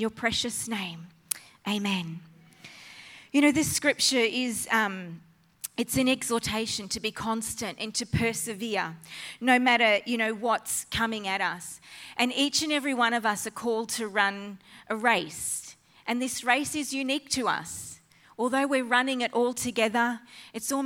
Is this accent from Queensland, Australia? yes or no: yes; Innisfail, Queensland, Australia; moved away; also born or lived in Flying Fish Point; I'm a Far North Queensland girl, born and bred in Innisfail, further north than here.